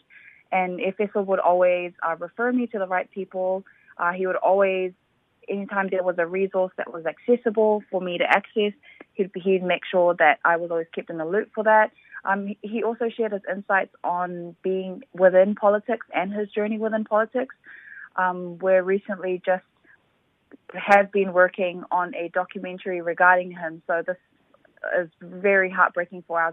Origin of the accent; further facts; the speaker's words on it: Auckland, New Zealand; I was born and raised in Mangere